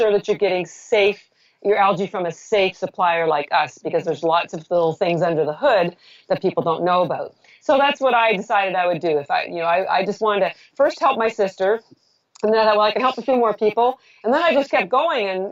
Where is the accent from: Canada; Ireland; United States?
Canada; I'm Canadian.